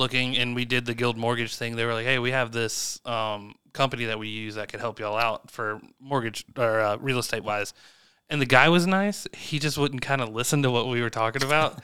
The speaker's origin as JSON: {"language": "English", "town": "Chapin", "region": "South Carolina", "country": "United States", "tie": "born or raised there", "said": "growing up in Chapin White Rock"}